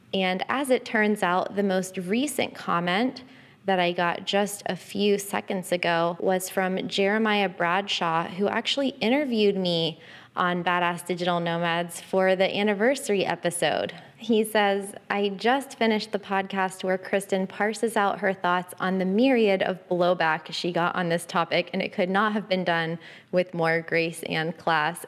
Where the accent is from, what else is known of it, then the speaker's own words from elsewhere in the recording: Florida, United States; moved away as an adult; I'm from Florida. So my home address, my permanent address has always been in Florida.